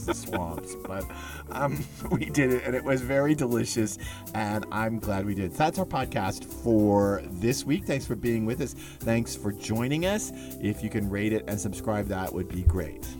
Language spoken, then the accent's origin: English; Texas, United States; I'm from Texas